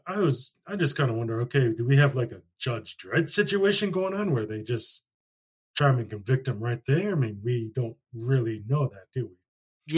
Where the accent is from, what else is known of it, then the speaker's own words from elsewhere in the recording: Ashland, Wisconsin, United States; my hometown, I would have had to go about an hour away into Minnesota to get to a Best Buy